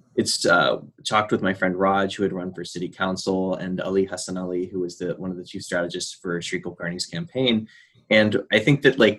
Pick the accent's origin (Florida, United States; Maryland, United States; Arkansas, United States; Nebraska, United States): Arkansas, United States; moved away as an adult; now in Houston, United States; I grew up in Arkansas and I came here for college.